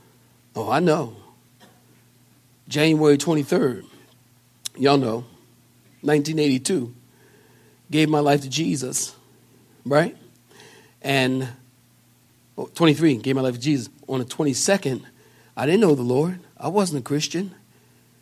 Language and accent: English; Philadelphia, Pennsylvania, United States; I'm from Philadelphia.